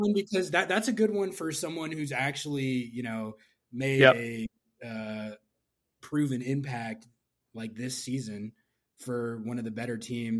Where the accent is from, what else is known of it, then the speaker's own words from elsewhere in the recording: Santa Fe, New Mexico, United States; moved away; I'm a diehard New Mexico United fan in the USL Championship, because I'm from Santa Fe originally.